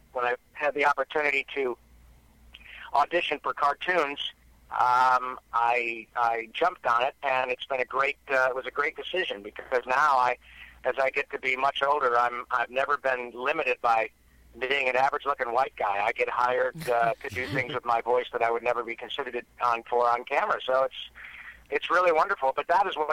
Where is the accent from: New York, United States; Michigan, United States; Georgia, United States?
Michigan, United States; Detroit; moved away as an adult; also born or lived in Los Angeles, California; now in Agoura Hills, United States; I was born in Detroit and raised in that area till, I don't know, I was 22 or 23